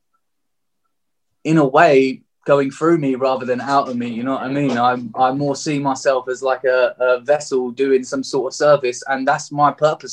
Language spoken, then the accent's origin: English; Margate, South East England, United Kingdom; I was born and raised in Margate